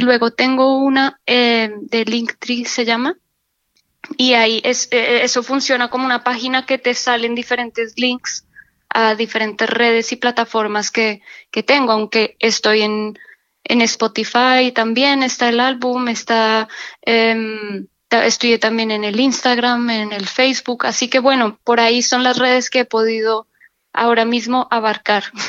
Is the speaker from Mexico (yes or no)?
no; Colombia; moved away as an adult; also born or lived in Barcelona, Spain; now in Seville, Spain; en España vine de Colombia hace 15 años